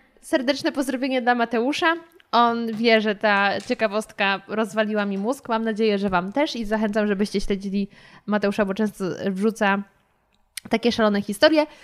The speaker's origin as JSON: {"language": "Polish", "country": "Poland", "said": "ja z Polski, nawet z, powiedzmy z Warszawy"}